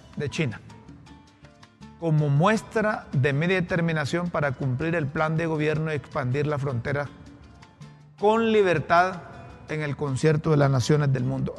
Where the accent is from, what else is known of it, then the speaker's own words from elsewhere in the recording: Honduras; como buenos hondureños